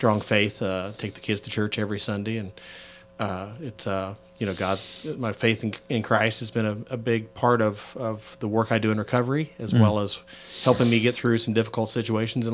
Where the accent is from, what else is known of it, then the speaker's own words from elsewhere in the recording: Gladstone, Missouri, United States; Born and raised, for the most part, in Gladstone, Missouri